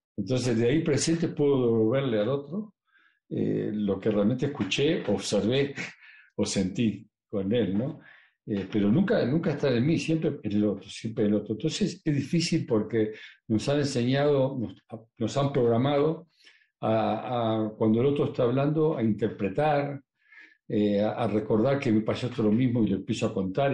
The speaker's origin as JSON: {"language": "Spanish", "country": "Uruguay", "tie": "born or raised there", "moved": "yes", "said": "yo ahora vengo de, vengo de Uruguay eh, y me, visité todas las casas que yo he vivido"}